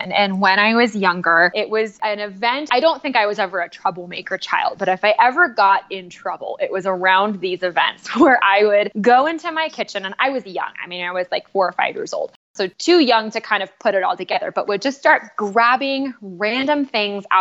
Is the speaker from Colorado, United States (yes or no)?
no; California, United States; I'm from California